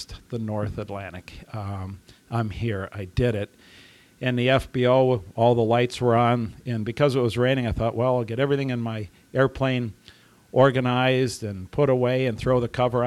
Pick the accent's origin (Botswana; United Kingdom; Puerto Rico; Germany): Germany; moved away; my parents were German. I grew up in Germany